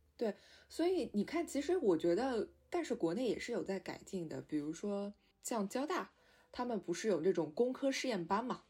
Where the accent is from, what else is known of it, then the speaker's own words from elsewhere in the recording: Shanghai, China; 因为我是上海人嘛